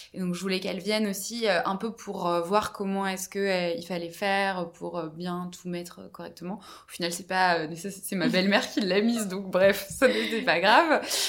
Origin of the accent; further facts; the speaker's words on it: Brittany, France; je suis originaire de Bretagne